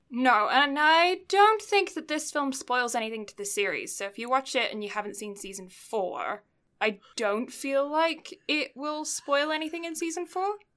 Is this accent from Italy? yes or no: no; Canada; being a Canadian